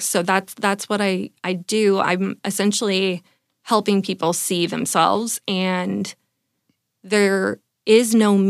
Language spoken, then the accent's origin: English; California, United States; also born or lived in New York / San Francisco; now in San Diego, United States; I'm from California.